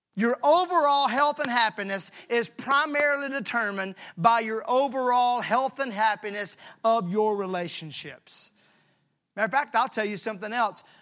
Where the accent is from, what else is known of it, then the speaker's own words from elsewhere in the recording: Mississippi, United States; I'm from Mississippi